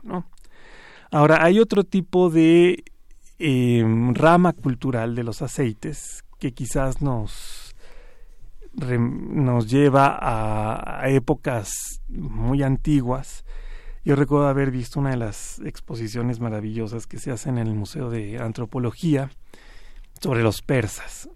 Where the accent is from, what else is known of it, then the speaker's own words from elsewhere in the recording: Mexico; nosotros como mexicanos